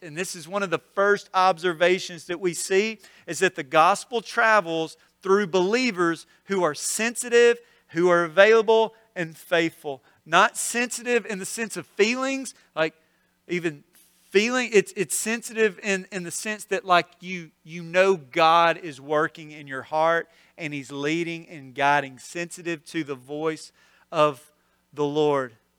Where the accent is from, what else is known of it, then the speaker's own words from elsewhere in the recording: North Mississippi, United States; now in Olive Branch, United States; I grew up in North Mississippi, so this is home